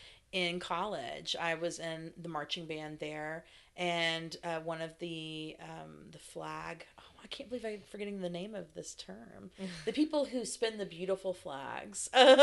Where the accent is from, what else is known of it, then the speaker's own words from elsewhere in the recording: the South, United States; So growing up in the South, that was a phrase in regards to being a crybaby or being a whiner.